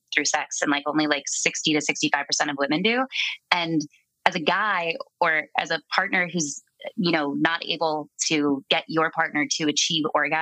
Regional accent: San Diego, California, United States; moved away as an adult; also born or lived in New York; now in San Diego, United States; I'm originally from San Diego, California

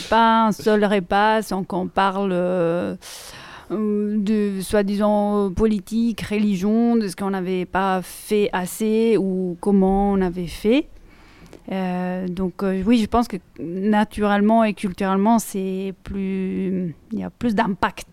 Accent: Italy; first language Italian; French is a second language; moved away; je suis italienne, comme euh, je pense vous entendez. Euh, et donc ma langue maternelle, l'italien

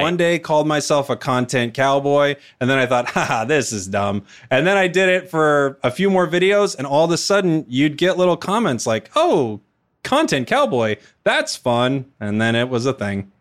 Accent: Portland, Oregon, United States; I was born in Portland, Oregon

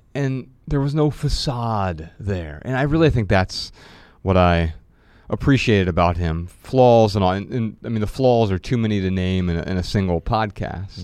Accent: Midwest, United States; we grew up in the Midwest

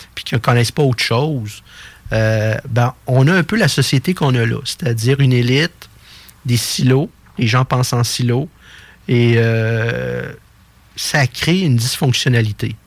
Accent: Quebec City, Quebec, Canada; je suis natif de Québec

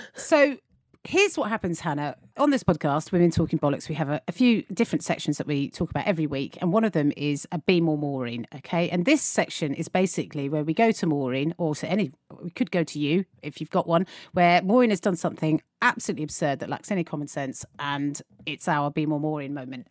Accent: England, United Kingdom

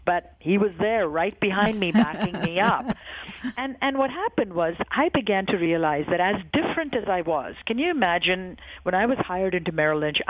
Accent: India; moved away as an adult; now in United States; I grew up in India in a very conservative family

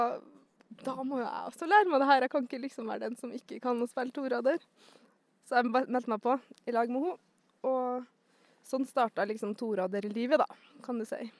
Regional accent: Svalbard, Norway; also born or lived in Mo i Rana, Norway; Eh, jeg er født i Mo i Rana, oppvoksen litt overalt. Eh, men eh, de første årene mine bodde jeg på Svalbard, kan man si, fram til jeg var elleve.

